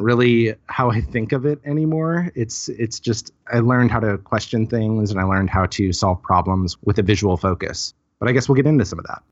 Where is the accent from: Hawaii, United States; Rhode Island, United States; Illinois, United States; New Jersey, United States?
Illinois, United States; Highland; moved away as an adult; also born or lived in Cape Girardeau, Missouri / Saint Louis, Missouri; now in Seattle, United States; I'm from Highland, Illinois. Grew up there